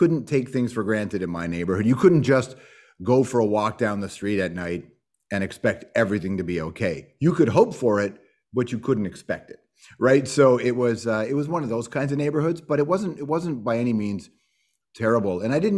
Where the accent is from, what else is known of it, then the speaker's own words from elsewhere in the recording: Toronto, Ontario, Canada; also born or lived in Malton; Yeah, I'm from Toronto, Rexdale, Jane and Wilson, and then I moved to Malton. I think I was in grade four, something like that is when I first moved to Malton, right by the airport.